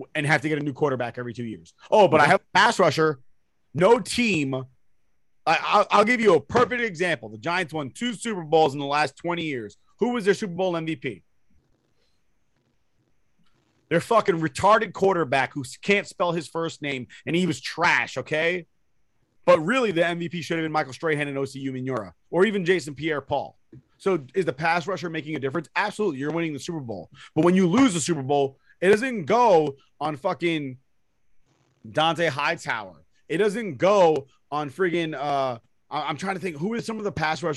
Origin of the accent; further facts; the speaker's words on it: Puerto Rico; I'm a Puerto Rican